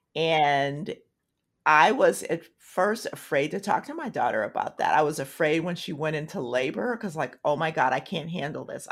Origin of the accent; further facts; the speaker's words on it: Tulsa, Oklahoma, United States; moved away; I'm from Tulsa